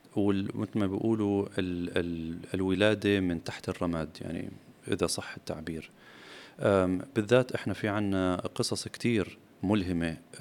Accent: Palestine; كوني فلسطيني ومناصر لبلدي واهلي

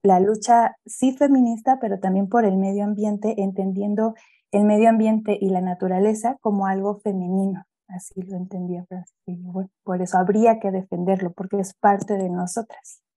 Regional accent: Mexico City, Mexico; yo soy de acá de la Ciudad de México, de, de la zona centro-sur de la ciudad, en la alcaldía de Coyoacán

